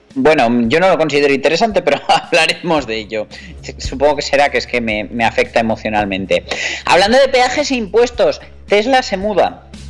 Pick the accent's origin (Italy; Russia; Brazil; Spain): Spain; Navarre; nosotros que somos navarros